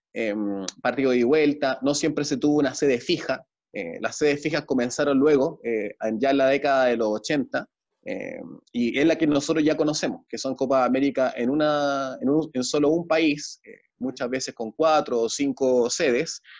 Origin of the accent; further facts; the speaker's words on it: Chile; como ser chileno